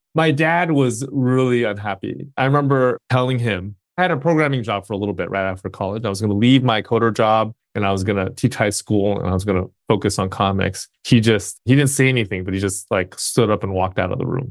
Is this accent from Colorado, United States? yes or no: no; Bay Area, California, United States; also born or lived in Alameda, California / South Bay, California; I was born and raised in the Bay Area.